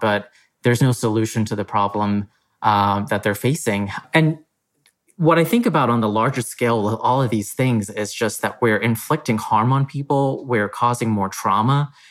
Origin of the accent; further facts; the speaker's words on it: Texas, United States; I grew up in Texas. This is home for me